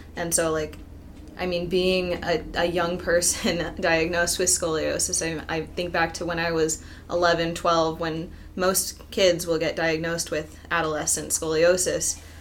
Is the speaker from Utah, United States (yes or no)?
yes; Utah, United States; I am also from Utah